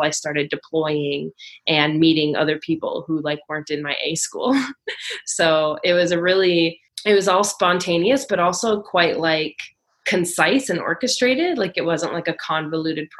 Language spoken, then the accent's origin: English; Minnesota, United States; moved away as an adult; now in Australia; I'm originally from Minnesota. I was born and raised in Minnesota in the Midwest